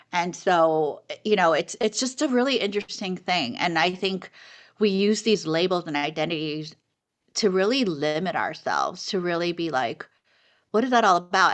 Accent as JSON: {"language": "English", "town": "New York City", "region": "New York", "country": "United States", "tie": "born or raised there", "also_born_or_lived": "South Korea", "said": "I grew up in New York City"}